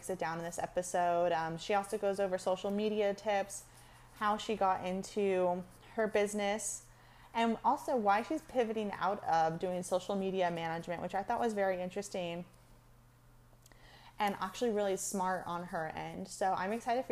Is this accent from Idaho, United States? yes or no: no; California, United States; I grew up in California, like 30 minutes from the beach